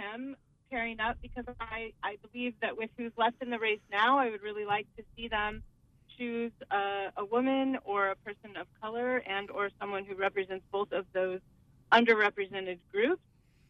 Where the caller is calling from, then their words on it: Bucksport, Maine, United States; I'm calling from Bucksport.